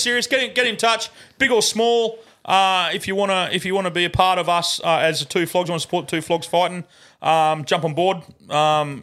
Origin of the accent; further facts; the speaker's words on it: Wollumbin / Tyalgum area, New South Wales, Australia; moved away; It's where I grew up in Wollumbar